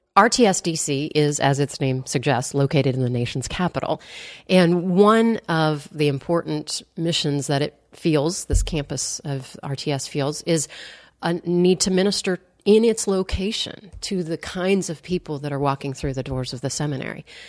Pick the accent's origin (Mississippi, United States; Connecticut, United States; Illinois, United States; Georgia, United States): Illinois, United States; Wheaton; growing up in Wheaton and, uh, going to Wheaton College